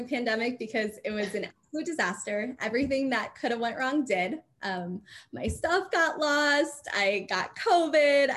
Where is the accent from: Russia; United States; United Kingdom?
United States; Madison, Wisconsin; moved away; I grew up in Madison, Wisconsin